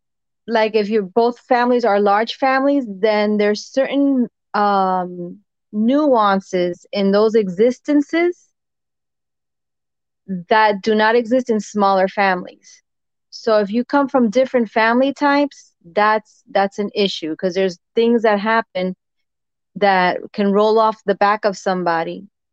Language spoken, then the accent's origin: English; Jersey City, New Jersey, United States; Jersey City.